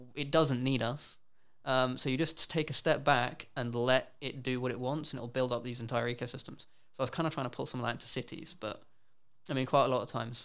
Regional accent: Surrey, South East England, United Kingdom; moved away as an adult; now in Brighton, United Kingdom; I grew up in a small village in Surrey. The only time I moved house was across to the other side of the village.

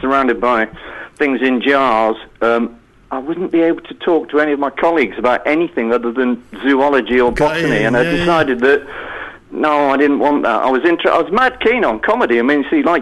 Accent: Leicester, East Midlands, United Kingdom; I grew up in Leicester

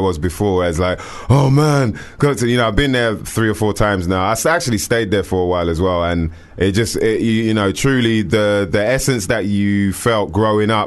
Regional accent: London, United Kingdom; I came all the way from London

